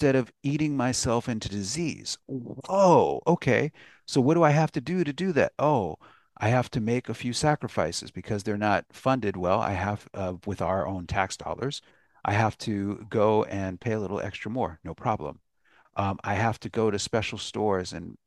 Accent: United States; I was an American. And I still am an American

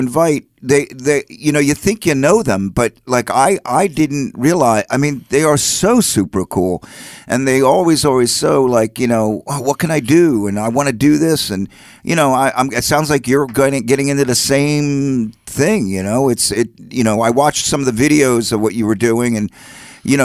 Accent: Levittown, Pennsylvania, United States; also born or lived in Orange County, California; I grew up in Levittown

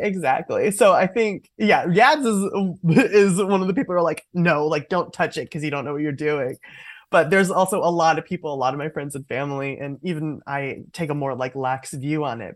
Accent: Oakland, California, United States; growing up in Oakland, California

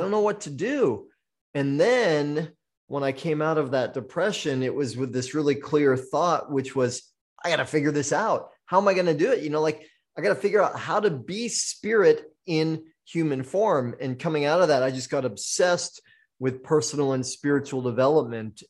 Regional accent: Maine, United States; now in Maui, United States; I was born in Maine, so I am a full-blooded maniac.

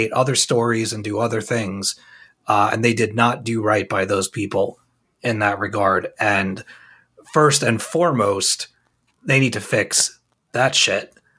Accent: Long Island, New York, United States; We're both from Long Island

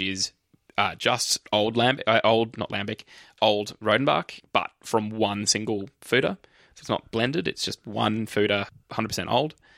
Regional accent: Australia; we're from Australia

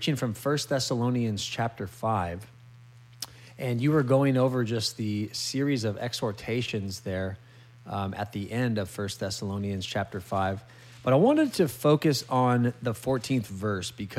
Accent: California, United States; moved away; California, my home state

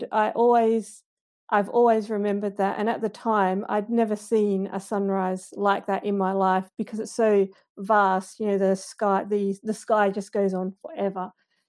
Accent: Perth, Western Australia, Australia; moved away as an adult; now in Ireland; So I grew up in the Perth suburbs, and when I was little, growing up in the Perth suburbs for me wasn't so much about nature because there wasn't a lot of nature around me.

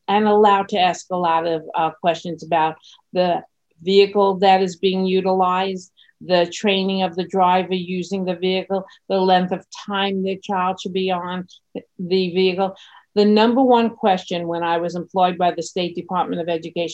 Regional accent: New York City, New York, United States; I grew up in Brooklyn, New York

